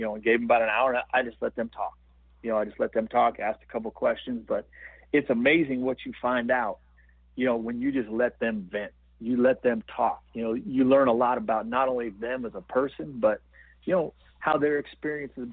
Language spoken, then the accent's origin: English; Montana, United States; also born or lived in Los Angeles; I'm from Montana and came and played here